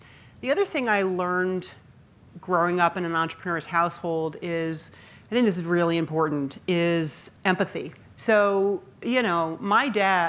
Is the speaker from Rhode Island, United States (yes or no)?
yes; Rhode Island, United States; born there; And I was born in Rhode Island. My grandparents, both sides were there, all my aunts and uncles, and there were a lot of them.